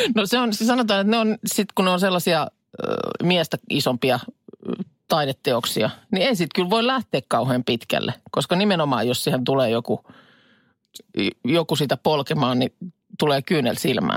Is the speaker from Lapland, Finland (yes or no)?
no; Vesijärvi, Päijät-Häme, Finland; Vesijärven rannassakaan, jos nyt muistelen lapsuutta